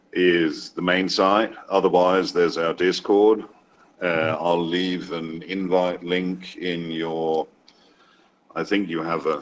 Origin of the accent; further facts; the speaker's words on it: Denmark; also born or lived in Wales / China; My accent is probably one of the weirder ones, really, because from Wales, grew up in Denmark, but the longest I've lived anywhere has been China.